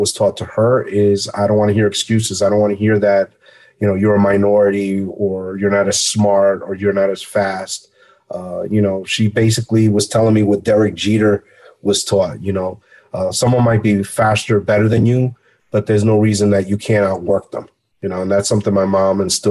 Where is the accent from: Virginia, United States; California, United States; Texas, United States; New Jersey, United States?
New Jersey, United States; Hackensack; also born or lived in Barranquilla, Colombia; Came here at 2 years old. Grew up in Hackensack, New Jersey, 12 miles outside New York City